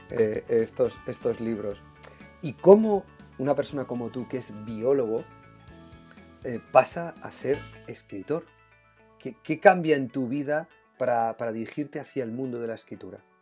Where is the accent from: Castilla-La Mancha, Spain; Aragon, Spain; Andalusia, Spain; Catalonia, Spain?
Castilla-La Mancha, Spain; Puertollano; somos manchegos los dos, tú de Argamasilla de Alba y yo de Puerto Llano